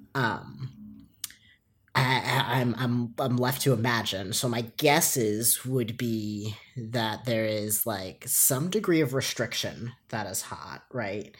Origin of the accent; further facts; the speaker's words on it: Long Island, New York, United States; growing up on Long Island